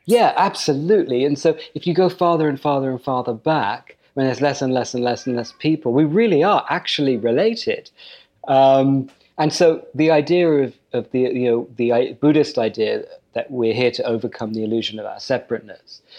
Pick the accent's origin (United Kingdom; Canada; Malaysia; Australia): United Kingdom; moved away; being British in in Kentucky and Texas and North Dakota